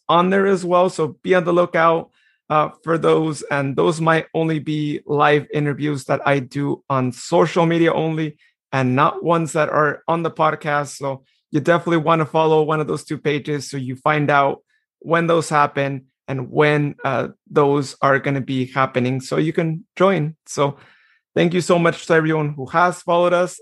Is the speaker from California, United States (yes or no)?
yes; Modesto, California, United States; Modesto, which I am going to be biased because that is my hometown